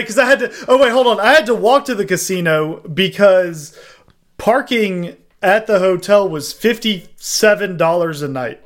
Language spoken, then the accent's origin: English; Southeast Texas, United States; growing up in Southeast Texas, uh, New Orleans isn't that far away